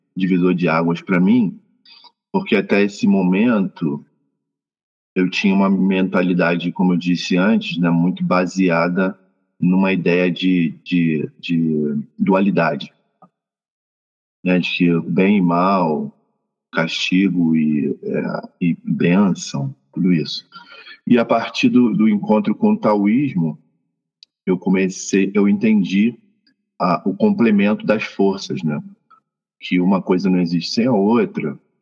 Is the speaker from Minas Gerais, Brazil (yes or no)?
no; Rio de Janeiro, Brazil; also born or lived in Mexico City, Mexico; now in Cuernavaca, Mexico; Sou natural de Realengo, lá no Rio de Janeiro